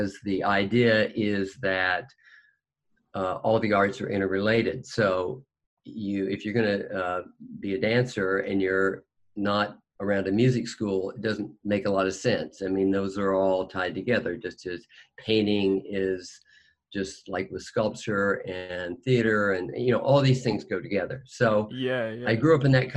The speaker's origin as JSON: {"language": "English", "town": "Fayetteville", "region": "Arkansas", "country": "United States", "tie": "born or raised there", "said": "I grew up in Arkansas. In Fayetteville, Arkansas"}